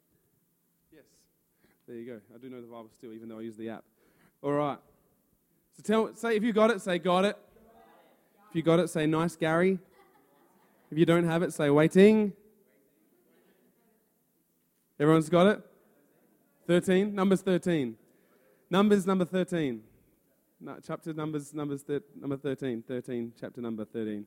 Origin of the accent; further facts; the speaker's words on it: Adelaide, South Australia, Australia; I'm from Adelaide, and we run youth together at Influences Church